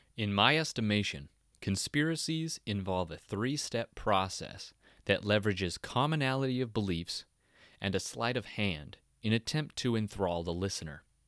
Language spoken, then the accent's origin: English; Yelm, Washington, United States; also born or lived in Olympia, Washington; growing up in Yelm and later Olympia